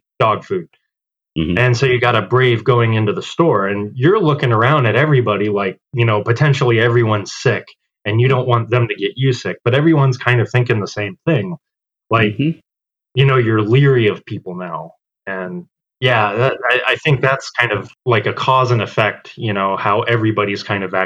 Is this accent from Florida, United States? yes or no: yes; Clearwater, Florida, United States; moved away as an adult; also born or lived in Tampa, Florida / Los Angeles, California; now in Illinois, United States; Born and raised in Clearwater, Safety Harbor area, but like yeah, after I moved out, I moved to Tampa